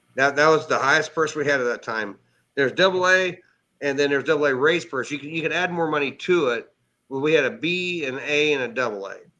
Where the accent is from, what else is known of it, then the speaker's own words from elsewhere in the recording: Cowden, Illinois, United States; now in Effingham, United States; I'm actually from Cowden, which is okay. about 25 miles northwest of here